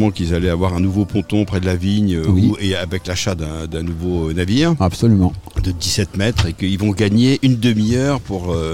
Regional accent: Paris, Île-de-France, France; bon, je suis parisien

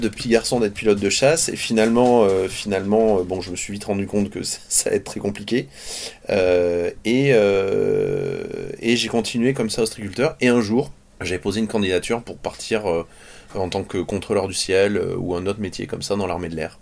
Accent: Andernos-les-Bains, Nouvelle-Aquitaine, France; je suis né ici sur le, sur le bassin d'Arcachon, enfin toute ma famille

